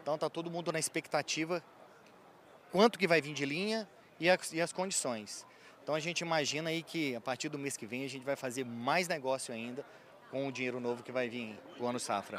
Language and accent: Portuguese; Belo Horizonte, Minas Gerais, Brazil; eu sou de Belo Horizonte, sou mineirinho da terra lá de Belo Horizonte